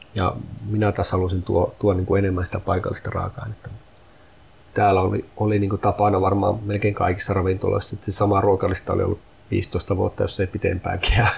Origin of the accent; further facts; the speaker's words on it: Sami, Lapland, Finland; minä olen suomalainen ja minä olen saamelainen, molempia